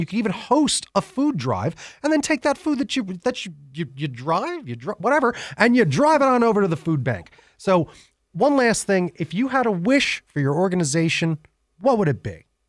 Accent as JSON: {"language": "English", "region": "New York", "country": "United States", "moved": "yes", "lives_now": "Tucson, United States", "said": "I'm from New York."}